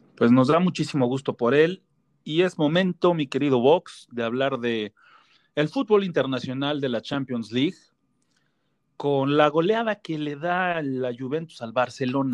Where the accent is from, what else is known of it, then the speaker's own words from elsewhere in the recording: Mexico; como mexicano, como compatriota